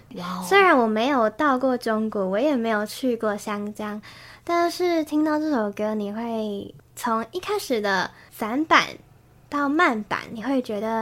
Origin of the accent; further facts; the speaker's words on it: Taichung, Taiwan; moved away as an adult; now in New Taipei, Taiwan; 我是台中人。